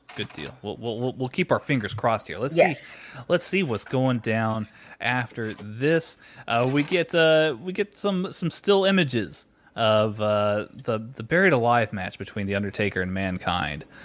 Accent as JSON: {"language": "English", "region": "Texas", "country": "United States"}